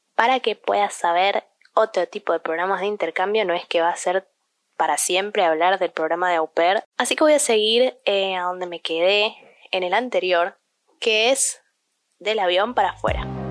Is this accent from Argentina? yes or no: yes; Argentina; also born or lived in United States; siendo ciudadana argentina